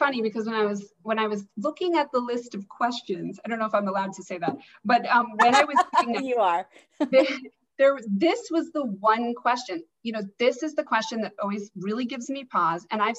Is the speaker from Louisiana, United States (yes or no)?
no; Alaska, United States; But, so I grew up in Alaska, and I was in this big public high school.